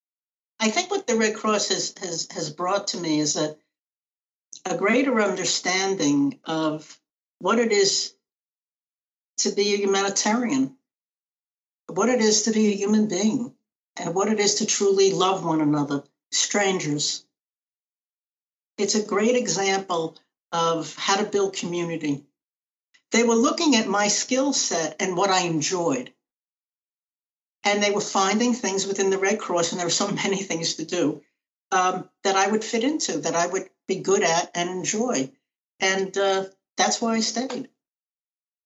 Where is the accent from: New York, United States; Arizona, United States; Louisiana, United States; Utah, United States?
New York, United States; New York City; I am a New Yorker, Brooklyn born and raised.